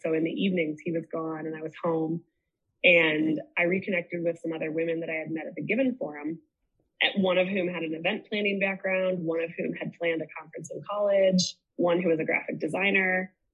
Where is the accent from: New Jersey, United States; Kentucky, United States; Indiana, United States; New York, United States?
Indiana, United States; moved away as an adult; also born or lived in Chicago; now in Pennsylvania, United States; I was raised Catholic in Indiana